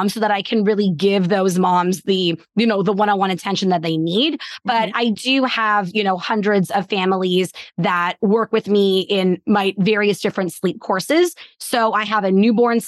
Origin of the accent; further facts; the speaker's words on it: Canada; I am Canadian